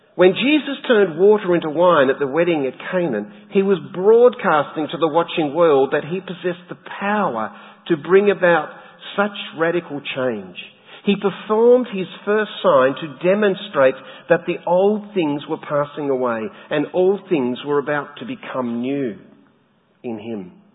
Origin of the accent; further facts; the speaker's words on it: Tasmania, Australia; moved away; my home state in Tassie